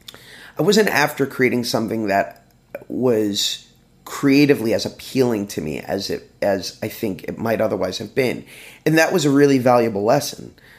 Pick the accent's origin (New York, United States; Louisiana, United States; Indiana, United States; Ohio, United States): Ohio, United States; Cleveland; I'm from Cleveland.